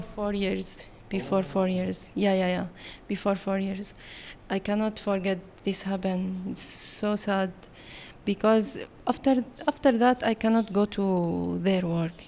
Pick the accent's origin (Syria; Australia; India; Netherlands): Syria; English is a second language; moved away as an adult; also born or lived in Palestine; now in Kuala Lumpur, Malaysia; I'm born in Syria and, uh, learn in Syria.